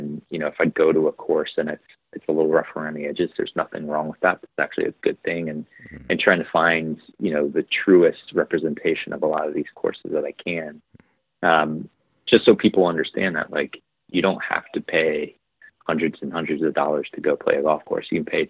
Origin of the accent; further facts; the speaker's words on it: Vail, Colorado, United States; And, you know, growing up in Vail, you have access to a lot of really good snowboarding